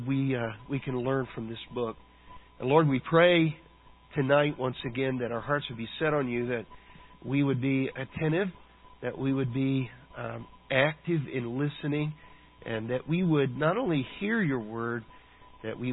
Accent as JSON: {"language": "English", "country": "United States", "said": "as modern American Christians"}